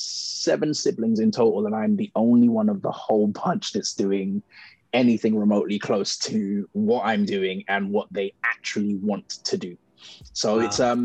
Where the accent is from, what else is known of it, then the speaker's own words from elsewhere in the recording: London, United Kingdom; I am a British born Nigerian, and I grew up in London, studied in London, grew up